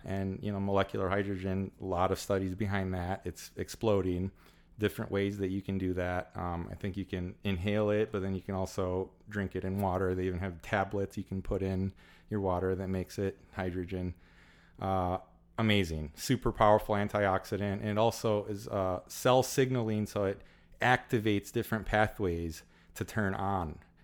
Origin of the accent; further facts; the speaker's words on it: Illinois, United States; also born or lived in Southern California; been born and raised in Illinois my whole life